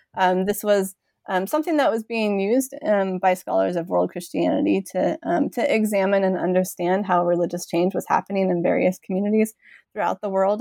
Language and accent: English; Missouri, United States; moved away as an adult; also born or lived in Saint Paul, Minnesota; I grew up in a small farming town in Missouri